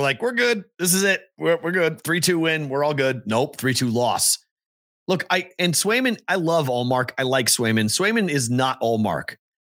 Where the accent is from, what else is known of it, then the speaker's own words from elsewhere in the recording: Andover, Massachusetts, United States; Andover, my hometown